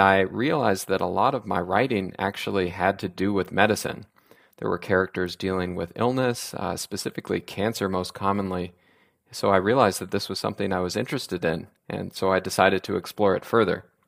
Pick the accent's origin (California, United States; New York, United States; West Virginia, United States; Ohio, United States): California, United States; Sacramento; also born or lived in Oregon; I grew up in Sacramento